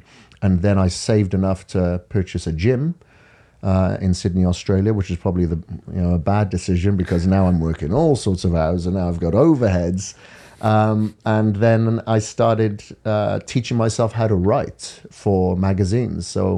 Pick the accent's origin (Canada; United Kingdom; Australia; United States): United Kingdom; Wales; I'm from Wales in the UK. Grew up on a farm over there.